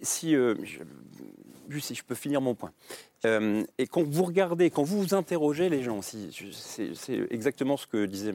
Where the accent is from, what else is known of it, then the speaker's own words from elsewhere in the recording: Rennes, Brittany, France; je suis breton, je suis rennais